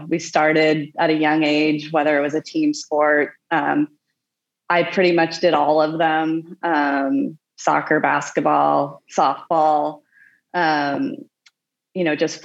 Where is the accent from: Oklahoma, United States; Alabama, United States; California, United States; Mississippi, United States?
Oklahoma, United States; moved away as an adult; also born or lived in Lawrence / Indianapolis / Boulder, Colorado / Portland; now in Santa Barbara, United States; I'm from Oklahoma